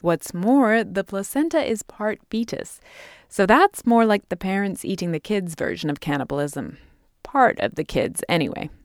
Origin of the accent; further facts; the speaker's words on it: England, United Kingdom; now in United States; I grew up in England eating these potentially contaminated hamburgers